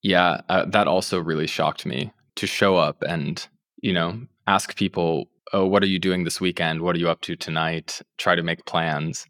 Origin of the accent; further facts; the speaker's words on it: United States; moved away as an adult; also born or lived in Russia; as an American